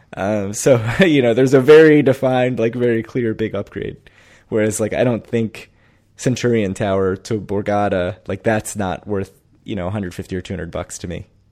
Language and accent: English; DC suburbs, Maryland, United States; moved away; growing up in Maryland, D C suburb of Maryland